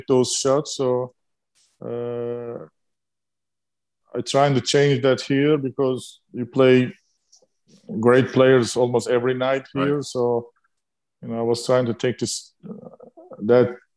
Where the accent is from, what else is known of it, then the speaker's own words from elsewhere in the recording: Turkey; English is a second language; moved away; when I growing up in Turkey